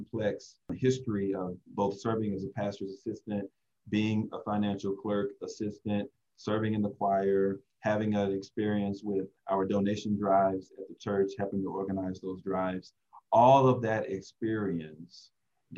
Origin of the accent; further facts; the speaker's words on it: the South, United States; moved away as an adult; now in Southern California, United States; when I grew up in the South, I served at a Baptist church